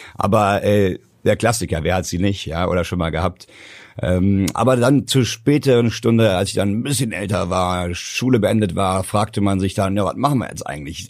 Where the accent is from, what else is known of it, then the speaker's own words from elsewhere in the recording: Hesse, Germany; bei uns in Hessen